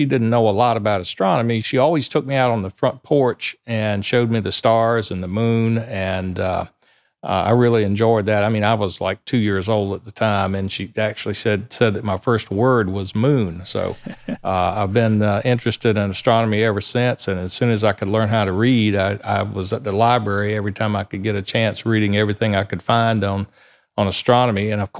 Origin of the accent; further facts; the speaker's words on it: Sumter, South Carolina, United States; I grew up right here in Sumter, South Carolina.